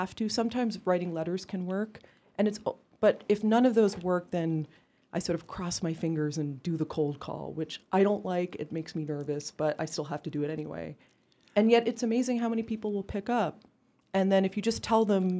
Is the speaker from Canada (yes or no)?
yes; Canada; I'm Canadian